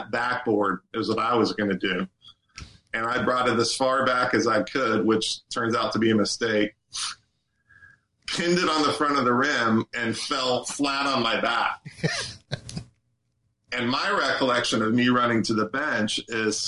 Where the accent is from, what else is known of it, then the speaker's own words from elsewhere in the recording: Space Coast, Florida, United States; we're from the Space Coast